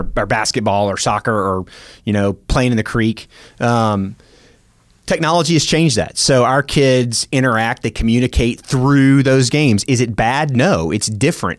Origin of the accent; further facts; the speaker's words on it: Memphis, Tennessee, United States; also born or lived in Warner Robins, Georgia; now in Oklahoma City, United States; I grew up in Memphis, Tennessee